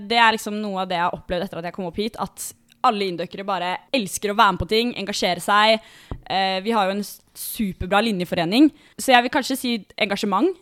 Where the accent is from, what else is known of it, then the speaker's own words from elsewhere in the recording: Bærum, Akershus, Norway; moved away; Jeg kommer fra Bærum, som mange andre.